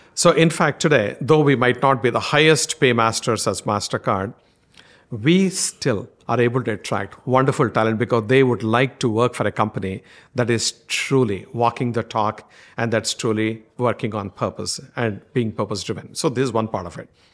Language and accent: English; India; accent: strong Indian; my strong Indian accent